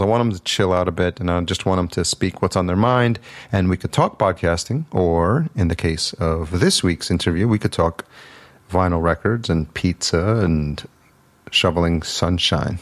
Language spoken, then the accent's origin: English; Yonkers, New York, United States; moved away as an adult; also born or lived in El Salvador; now in Los Angeles, United States; I was born in El Salvador, but I was raised, I, at a year old, I came to Yonkers